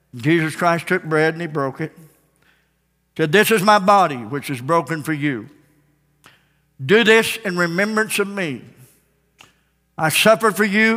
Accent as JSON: {"language": "English", "town": "Ozark", "country": "United States", "tie": "born or raised there", "said": "I was born and raised here in Ozark"}